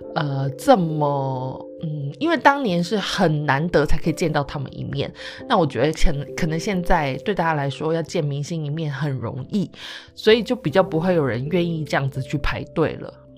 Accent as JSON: {"language": "Chinese", "region": "Taichung", "country": "Taiwan", "tie": "born or raised there", "said": "因为我是台中的孩子"}